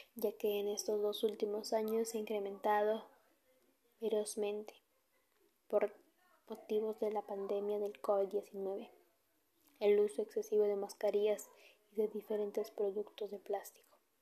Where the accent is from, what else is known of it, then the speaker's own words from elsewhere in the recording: Peru; como peruanos y ciudadanos que somos